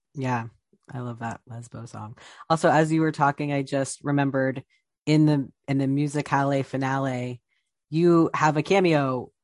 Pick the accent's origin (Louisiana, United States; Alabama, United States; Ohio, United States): Ohio, United States; Columbus; moved away as an adult; also born or lived in Texas; now in New York, United States; I grew up in Columbus, Ohio